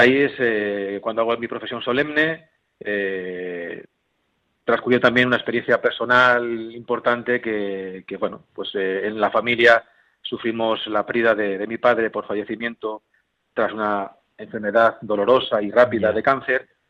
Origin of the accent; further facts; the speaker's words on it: Herencia, Castilla-La Mancha, Spain; en mi pueblo, ahí es un pueblo, como bien has dicho, de la zona de, La Mancha, Ciudad Real, Herencia